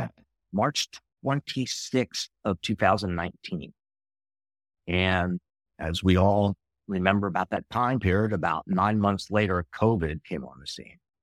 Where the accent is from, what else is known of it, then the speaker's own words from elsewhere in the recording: outside of Philadelphia, Pennsylvania, United States; I grew up in Pennsylvania, outside of Philadelphia.